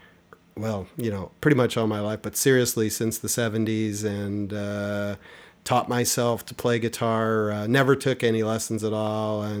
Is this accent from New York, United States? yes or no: no; Chicago, Illinois, United States; I grew up around the Chicago area.